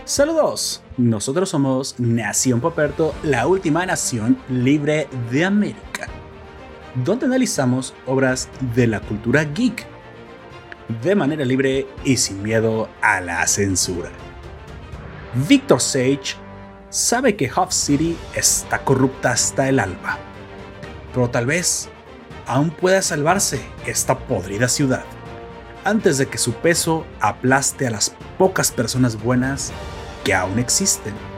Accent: Mexico

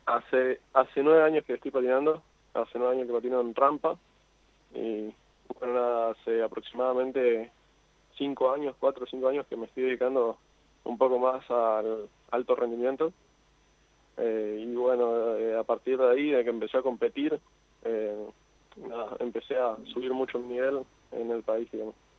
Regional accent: Misiones, Argentina; Soy de Misiones, de Misiones

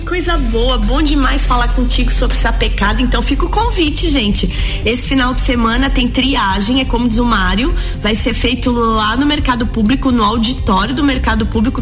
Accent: Agronômica, Santa Catarina, Brazil; moved away; eu preciso estar em agronômica para ver o barbicacho lá na minha terra

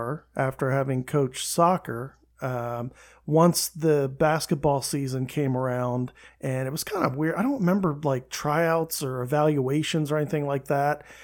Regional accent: Camp Hill, Pennsylvania, United States; also born or lived in Manchester, Pennsylvania; I was from Camp Hill, really, originally, and then transferred from Cedar Cliff to Redland

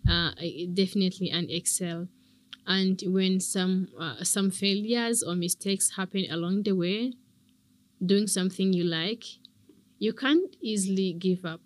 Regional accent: Rwanda; I love Rwanda. I love my country.

